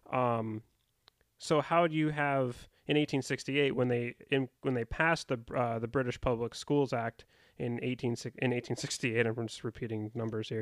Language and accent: English; United States; I would identify as an American